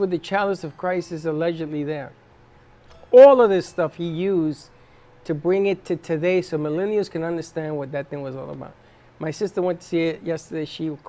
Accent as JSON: {"language": "English", "town": "New York City", "region": "New York", "country": "United States", "tie": "born or raised there", "said": "I remember growing up in the South Bronx"}